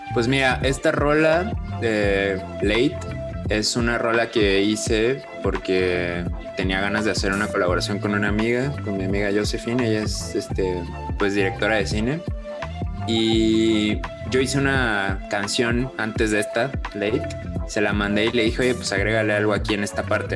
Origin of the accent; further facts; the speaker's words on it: Coatzacoalcos, Veracruz, Mexico; now in Cholula, Mexico; mi ciudad natal, Coatzacoalcos, Veracruz